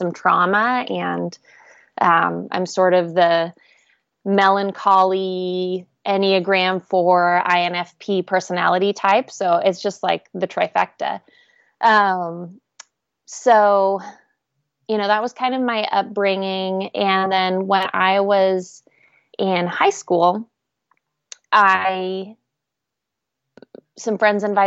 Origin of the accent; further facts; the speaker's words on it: Oregon, United States; now in Nashville, United States; I grew up in Oregon